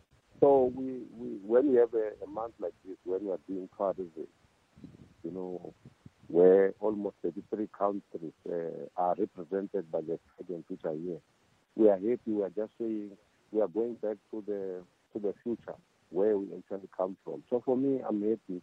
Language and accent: English; Zanini, Limpopo, South Africa; I come from Zanini.